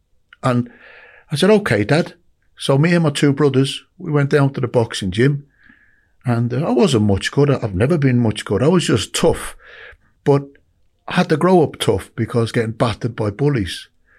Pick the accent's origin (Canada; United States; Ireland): Ireland; Dublin, Leinster; born or raised there; now in United Kingdom